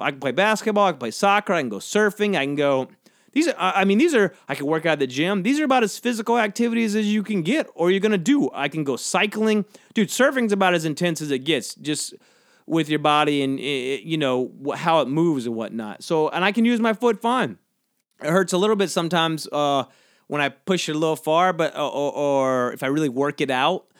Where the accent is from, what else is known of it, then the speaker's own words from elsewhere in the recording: St. Simons, Georgia, United States; moved away; My hometown has a good barbecue. This place, Southern Soul, on Saint Simon's, uh, i-, in, uh, Saint Simon's, Georgia.